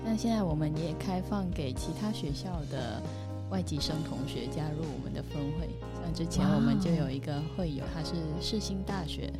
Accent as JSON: {"language": "Chinese", "country": "Vietnam", "second_language": "Chinese", "moved": "yes", "lives_now": "Taiwan", "said": "我来自呃越南。"}